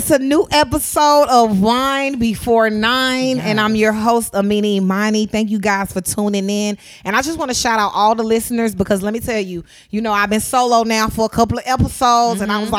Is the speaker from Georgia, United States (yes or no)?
yes; Atlanta, Georgia, United States; if I say I'm from Atlanta, people are like, oh, you're from Atlanta